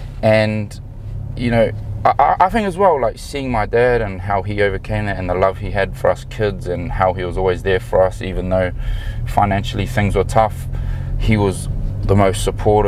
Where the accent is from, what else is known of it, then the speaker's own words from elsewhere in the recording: New Zealand; moved away as an adult; also born or lived in Auckland / Edinburgh / Glasgow; I grew up loving rugby. I'm from New Zealand